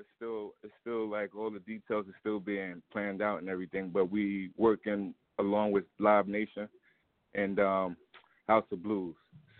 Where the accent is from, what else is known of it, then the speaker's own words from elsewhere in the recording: New York City, New York, United States; I'm from Queens.